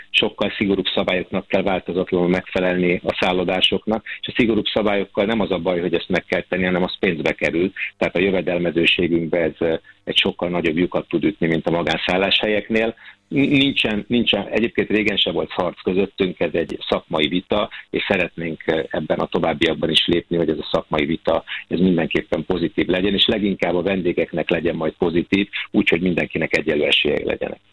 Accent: Hungary; mint magyar állampolgár

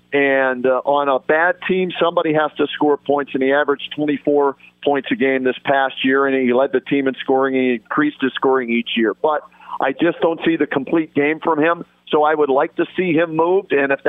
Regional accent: Pittsburgh, Pennsylvania, United States; now in Cleveland, United States; I grew up in Pittsburgh, okay, a Penguins fan. I cover the Monsters on TV here in Cleveland

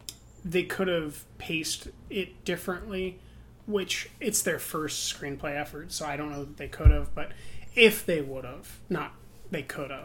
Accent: Oakland, California, United States; It was more like, we're people from Oakland. We want to talk about our experience and try to, like, be authentic.

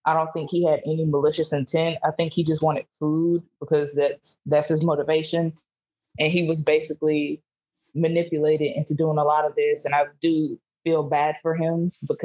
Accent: Mississippi, United States; I'm from Mississippi

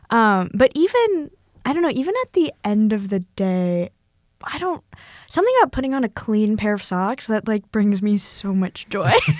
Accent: Northern California, United States; from Northern California where every beach is freezing

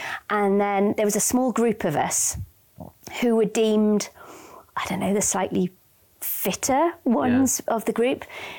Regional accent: Pembrokeshire, West Wales, United Kingdom; where I grew up in West Wales in Pembrokeshire on a farm.

